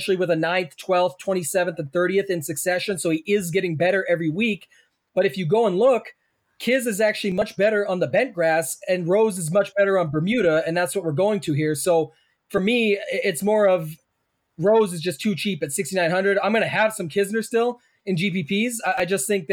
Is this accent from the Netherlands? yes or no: no; Canada; I'm Canadian